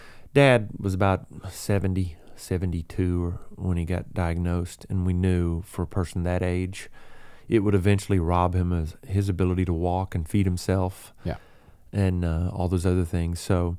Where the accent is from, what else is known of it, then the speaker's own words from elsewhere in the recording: the South, United States; we're all from the South. We have that same Southern sensibility and that Southern wit and that laid back sort of style.